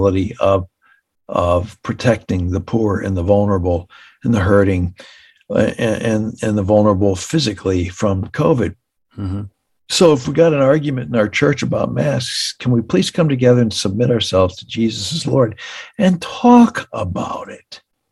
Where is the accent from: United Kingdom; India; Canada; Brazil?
Canada; now in United States; I grew up in Canada